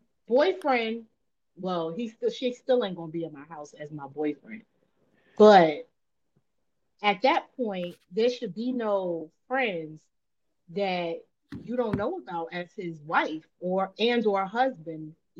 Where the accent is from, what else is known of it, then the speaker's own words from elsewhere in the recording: Jersey City, New Jersey, United States; I'm from Jersey City.